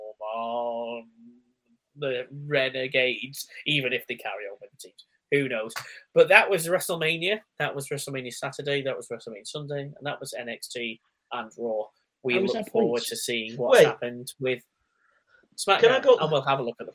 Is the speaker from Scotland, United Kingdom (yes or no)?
no; Blackpool, North West England, United Kingdom; now in Preston, United Kingdom; I was born in Blackpool